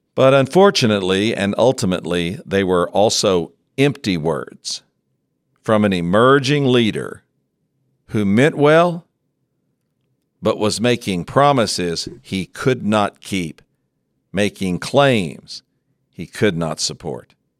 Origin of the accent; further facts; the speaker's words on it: West Texas, United States; growing up in West Texas, I knew some colorful characters